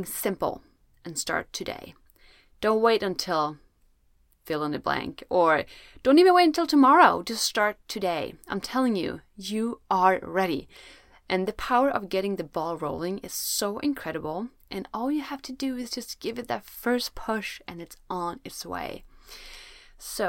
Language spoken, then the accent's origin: English; Sweden; I'm from Sweden, where it's usually very cold